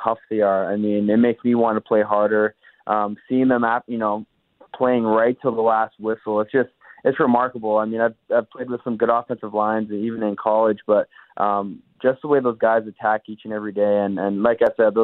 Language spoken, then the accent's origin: English; Winnipeg, Manitoba, Canada; growing up in Winnipeg and going to Bomber games when I was a kid